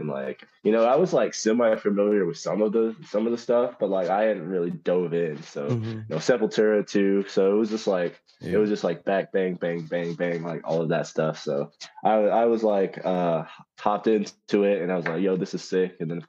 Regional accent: Dallas, Texas, United States; Yeah, we're from Dallas.

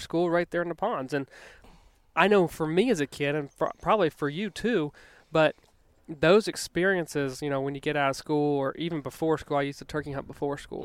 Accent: Virginia, United States; moved away; also born or lived in Denver; growing up in Virginia

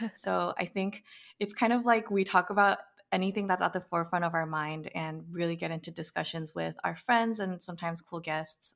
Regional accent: Bay Area, California, United States; growing up in the Bay Area

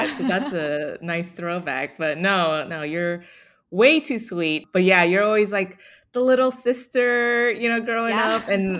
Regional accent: Dallas, Texas, United States; also born or lived in Austin; Yeah, so I grew up in Dallas, went to school in Austin.

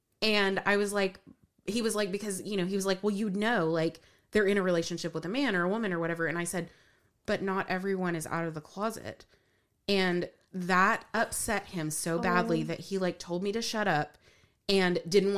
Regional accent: Moore, United States; I grew up in the Church of Christ in Moore

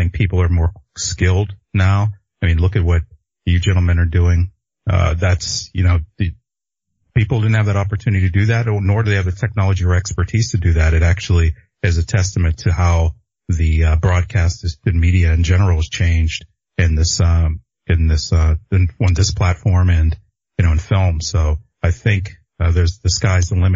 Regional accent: Pittsburgh, Pennsylvania, United States; moved away as an adult; now in Los Angeles, United States

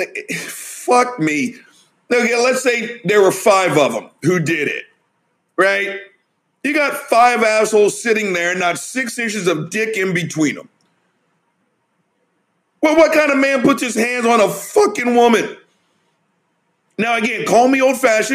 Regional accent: the South, United States; I'm from the South

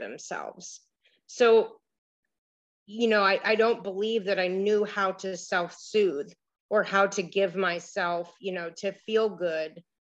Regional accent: Miami Beach, Florida, United States; also born or lived in Cleveland, Ohio; I grew up in Miami Beach

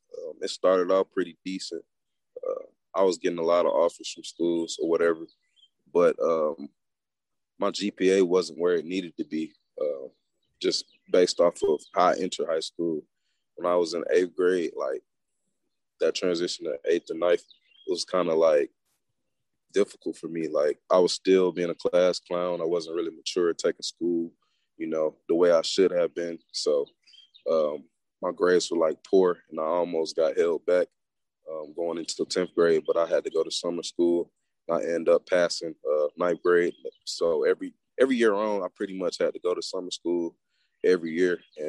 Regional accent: East Point, Georgia, United States; now in Locust Grove, United States; Well, people that don't know, I'm from Atlanta, Georgia. It's the 404. I'm actually from East Point, College Park area, but like I moved around a lot as a kid, so I pretty much lived everywhere.

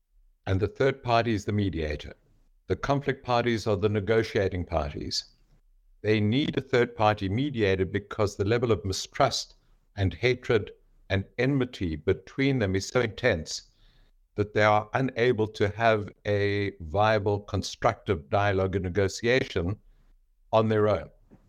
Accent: South Africa; I'm a South African.

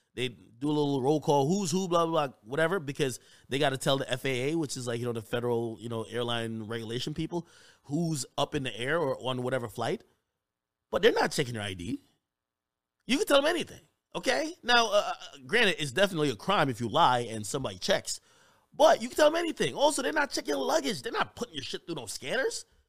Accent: New Jersey, United States; I grew up in Jersey

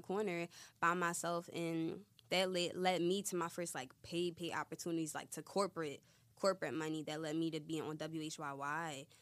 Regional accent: Philadelphia, Pennsylvania, United States; I'm from Philly.

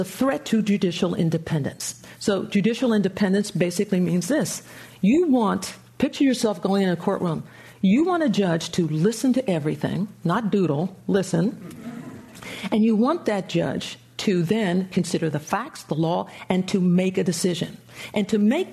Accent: just outside of Philadelphia, Pennsylvania, United States; moved away as an adult; I grew up just outside of Philadelphia

